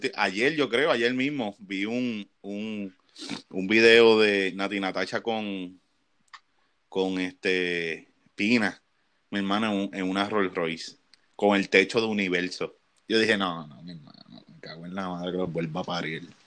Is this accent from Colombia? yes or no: no; Puerto Rico; como puertorriqueño que nosotros nos criamos en los 90